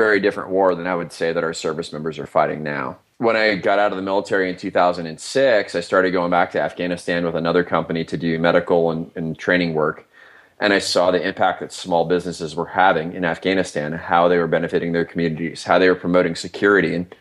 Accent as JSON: {"language": "English", "region": "Iowa", "country": "United States", "moved": "yes", "said": "I'm from Iowa originally"}